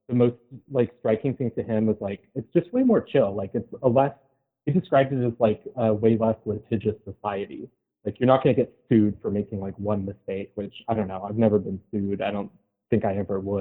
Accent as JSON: {"language": "English", "country": "United States", "said": "as an American"}